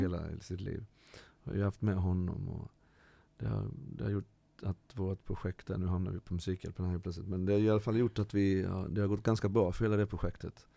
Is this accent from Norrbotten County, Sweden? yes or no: no; Halmstad, Halland County, Sweden; also born or lived in Ecuador; jag har vuxit upp med min mamma i Halmstad